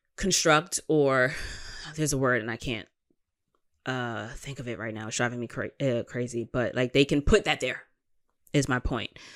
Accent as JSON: {"language": "English", "region": "New York", "country": "United States", "said": "as a New Yorker"}